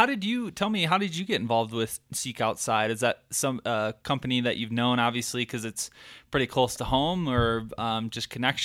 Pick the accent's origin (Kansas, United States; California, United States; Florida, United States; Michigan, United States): Michigan, United States; now in Colorado, United States; when I moved out here from Michigan, I was so used to hunting, you know, 10 acre to 300 acre chunks of land